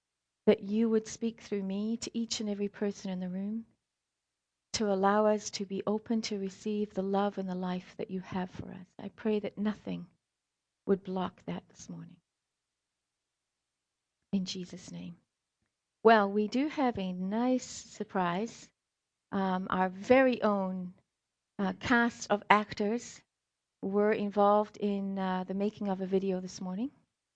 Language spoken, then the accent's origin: English; South Africa; also born or lived in Scotland; now in United States; the quick version is I was born in Scotland, raised in South Africa, and I'm more American than I am anything.